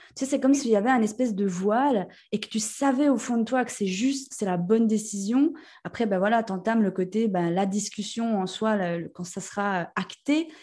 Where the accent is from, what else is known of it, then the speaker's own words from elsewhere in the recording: Jura, Switzerland; accent: jurassien; j'ai un bon accent jurassien